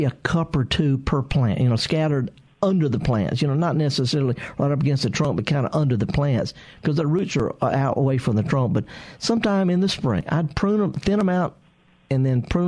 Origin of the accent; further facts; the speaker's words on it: Indianola, Mississippi, United States; I'm from the Delta. I'm from just a few miles from Greenville over in Indianola.